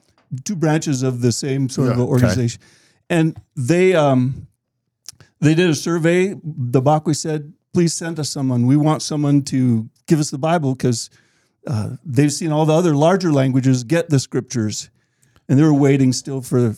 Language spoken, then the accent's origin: English; Liberia; moved away as an adult; now in United States; Born and raised there 18 years, came to the U